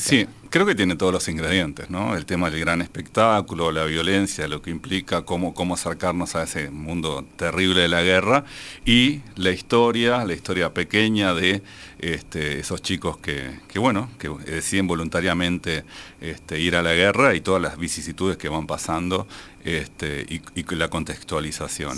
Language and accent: Spanish; Uruguay; como uruguayo